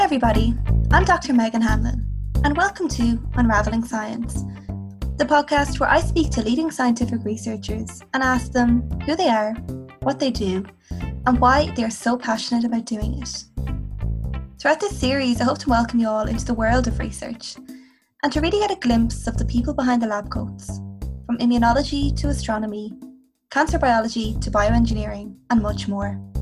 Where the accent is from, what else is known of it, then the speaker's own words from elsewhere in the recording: Midlands, Ireland; I'm from the Midlands